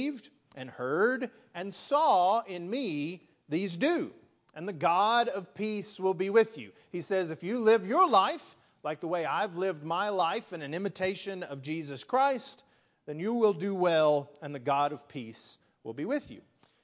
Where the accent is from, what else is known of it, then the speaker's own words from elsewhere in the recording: West Texas, United States; moved away as an adult; now in Lufkin, United States; I grew up in West Texas